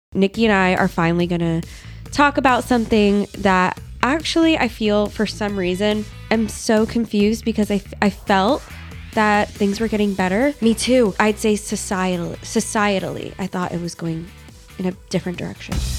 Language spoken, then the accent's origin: English; Pennsylvania, United States; I'm from Pennsylvania